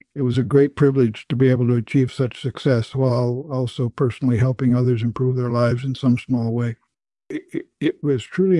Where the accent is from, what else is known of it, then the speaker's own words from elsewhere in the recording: Minnesota, United States; Well, I was born in Minnesota on October 16th, 1930. My parents were farm people, and I spent my childhood on a farm working with the animals, plowing and planting.